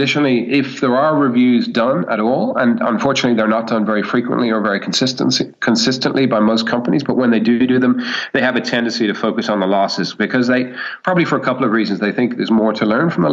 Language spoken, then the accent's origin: English; Ireland; moved away as an adult; now in Sydney, Australia; I'm actually Irish and spent most of my formative years in Ireland